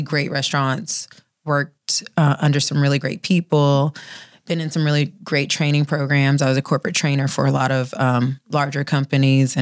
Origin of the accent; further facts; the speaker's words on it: Waco, Texas, United States; moved away as an adult; also born or lived in Bellmead, Texas / upstate New York / California; I grew up in Waco. I went from childhood to adulthood in Waco